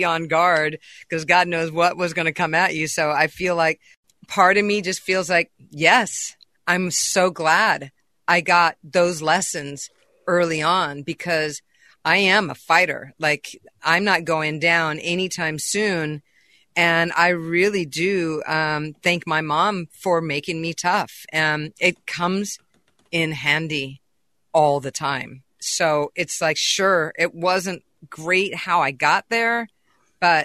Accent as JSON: {"language": "English", "region": "California", "country": "United States", "tie": "born or raised there", "also_born_or_lived": "Boston", "said": "I'm a California girl. I was brought up in California"}